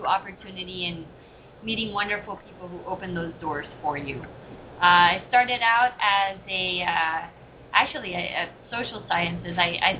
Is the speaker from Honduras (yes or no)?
yes; Honduras; moved away as an adult; also born or lived in Europe / Washington, D.C. / Hawaii; now in Hollywood, Florida, United States; I am originally from Honduras.